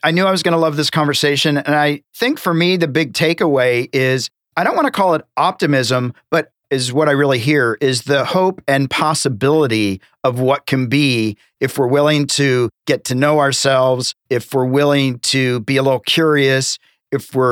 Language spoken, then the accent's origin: English; the South, United States; I'm from the South